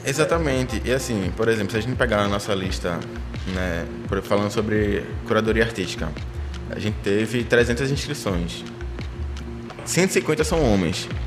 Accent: Paulista, Pernambuco, Brazil; also born or lived in Favela do Bode, Recife; now in Recife, Brazil; eu sou de Maranguape, um lado paulista

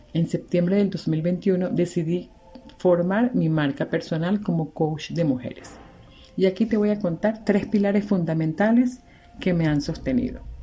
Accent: Venezuela; moved away as an adult; also born or lived in Margarita Island, Venezuela; now in Cuenca, Ecuador; venezolana, migrante, actualmente vivo en Cuenca, Ecuador

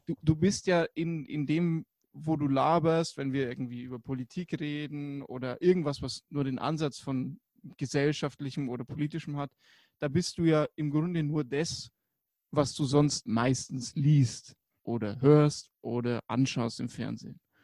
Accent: Germany; bei uns in Deutschland

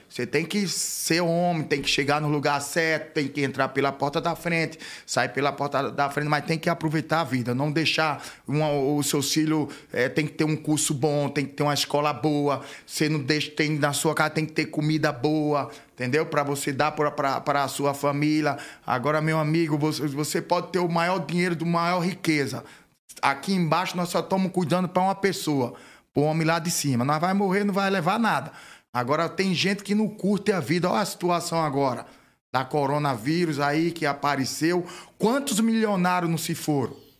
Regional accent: Atalaia, Alagoas, Brazil; moved away as an adult; also born or lived in São Paulo; lá na minha terrinha Atalaia

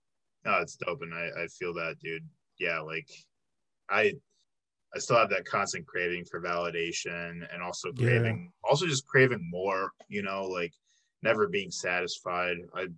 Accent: Chicago, Illinois, United States; moved away as an adult; now in Milwaukee, United States; I'm from Chicago, but I came here for UWM

